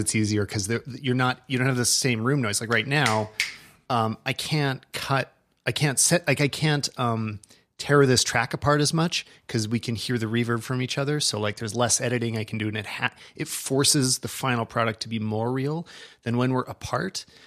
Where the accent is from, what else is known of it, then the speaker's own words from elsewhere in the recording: Canada; we're Canadian